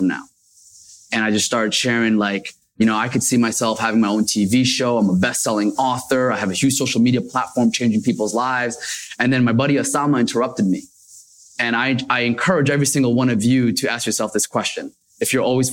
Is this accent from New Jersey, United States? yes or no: yes; Paterson, New Jersey, United States; also born or lived in Mecca, Saudi Arabia; I actually grew up in Paterson, New